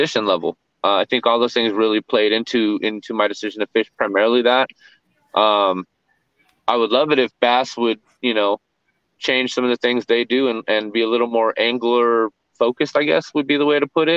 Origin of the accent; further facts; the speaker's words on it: California, United States; moved away; also born or lived in Texas; we're from Cali originally.